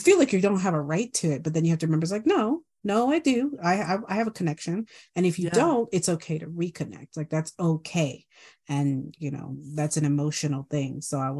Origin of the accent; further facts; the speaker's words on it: Guam; I grew up on Guam for 12 years, all my squishy years, you know, my formative years.